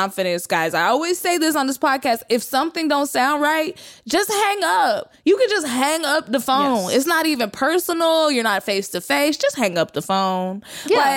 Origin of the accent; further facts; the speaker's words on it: Texas, United States; I'm from Texas.